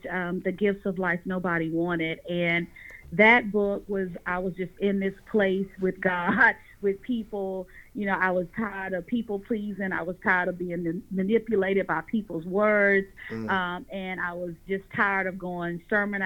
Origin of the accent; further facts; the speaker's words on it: Raleigh-Durham area, North Carolina, United States; I am from North Carolina, the Raleigh-Durham area.